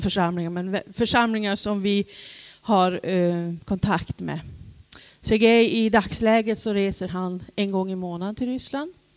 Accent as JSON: {"language": "Swedish", "town": "Vidsel", "region": "Norrbotten County", "country": "Sweden", "tie": "born or raised there", "also_born_or_lived": "Rosvik", "lives_now": "Luleå, Sweden", "said": "själv kommer jag från Vidsel"}